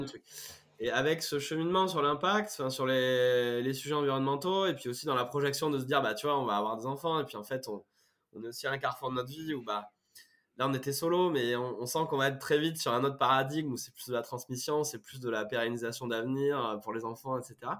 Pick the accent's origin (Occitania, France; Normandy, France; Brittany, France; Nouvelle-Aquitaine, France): Nouvelle-Aquitaine, France; Brive-la-Gaillarde; accent: accent du Sud; moved away as an adult; now in Paris region, France; je suis originaire de Brive-la-Gaillarde, en Corrèze. Je suis, un, pur jus, on va dire. J'ai vécu plus de 20 ans à Brive